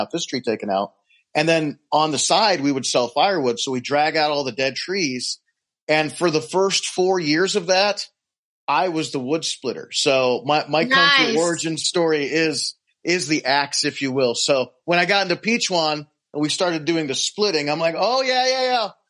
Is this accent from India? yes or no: no; Rocky Mountains, United States; I was raised in the Rocky Mountains